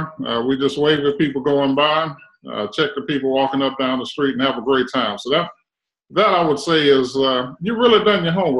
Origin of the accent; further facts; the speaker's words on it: Winston-Salem, North Carolina, United States; So this is my home. Born and reared here in Winston-Salem, North Carolina.